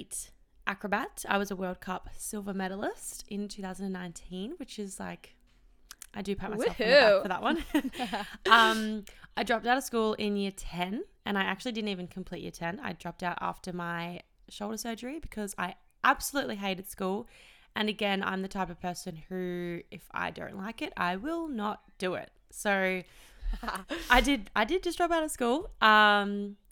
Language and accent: English; Melbourne, Victoria, Australia; also born or lived in Perth; I was born in Perth and my parents divorced when I was 3. So mum and dad split up and mum and I moved to Melbourne